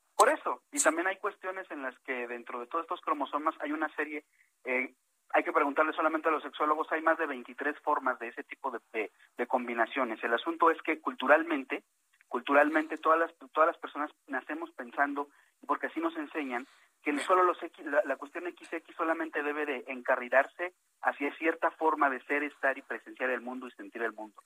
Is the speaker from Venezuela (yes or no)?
no; Mexico City, Mexico; nací en la Ciudad de México, aunque mis papás son migrantes